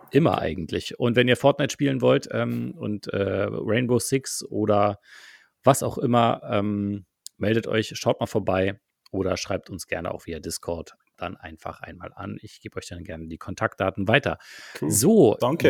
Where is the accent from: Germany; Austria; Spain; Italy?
Germany; bei uns in Deutschland